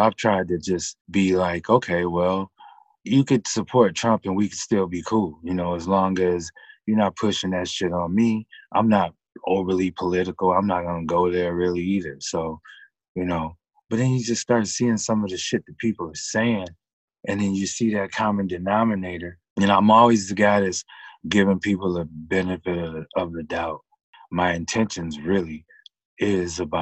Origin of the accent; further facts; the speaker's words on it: Pontiac, Michigan, United States; I was born in Pontiac, Michigan. I'm still in the metro Detroit area right now.